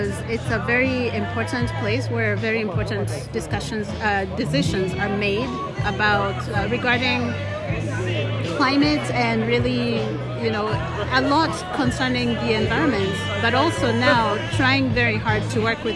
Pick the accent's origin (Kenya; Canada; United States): Kenya; I am from Kenya, in East Africa